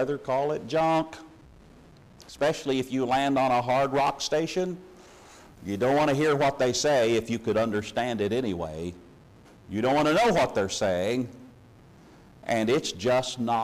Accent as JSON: {"language": "English", "region": "Missouri", "country": "United States", "tie": "born or raised there", "moved": "yes", "said": "when I was growing up in Missouri"}